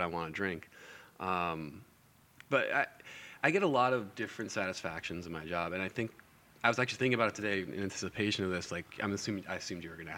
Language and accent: English; Farmington, Connecticut, United States; now in Lynn, United States; I'm from Farmington, Connecticut